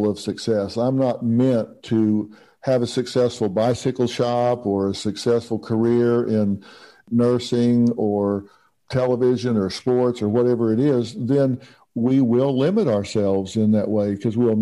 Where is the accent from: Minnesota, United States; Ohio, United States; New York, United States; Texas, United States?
Texas, United States; I'm from Texas.